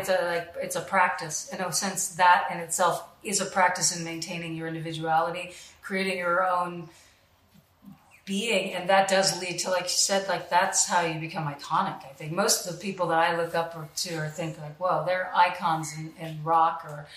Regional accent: Gainesville, Florida, United States; I grew up in Gainesville.

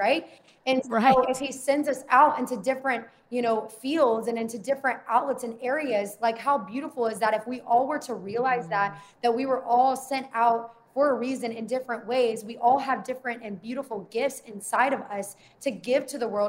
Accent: the South, United States; I grew up in the South

